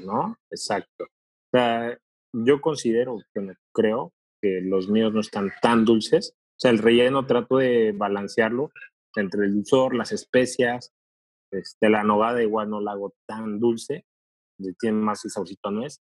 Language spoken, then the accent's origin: Spanish; Puebla, Mexico; now in Monterrey, Mexico; yo soy de Puebla